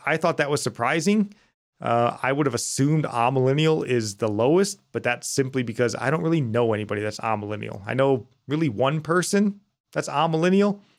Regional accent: United States; as American Christians

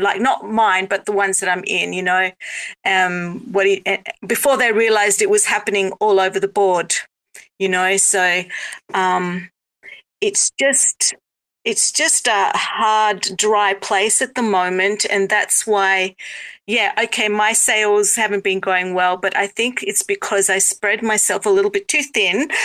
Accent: South Africa; now in Australia; I'm in Australia, but I was born in South Africa and I have Greek heritage.

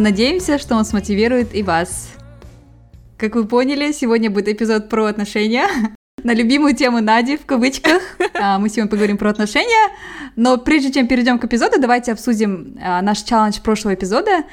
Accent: Kazakhstan; я казашка

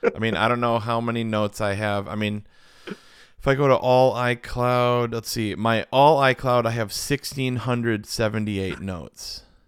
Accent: Verona, Wisconsin, United States; we're from the Midwest

